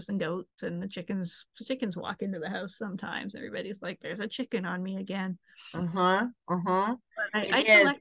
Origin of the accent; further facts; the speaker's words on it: Canada; moved away as an adult; also born or lived in San Francisco / Manhattan / Exeter; back in my home country in Canada